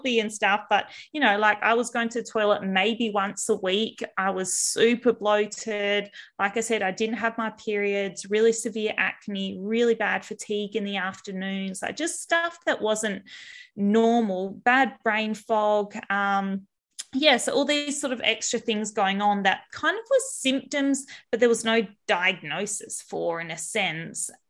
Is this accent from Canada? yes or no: no; Albany, Western Australia, Australia; growing up in WA, so I grew up down south in Albany, so a small coastal town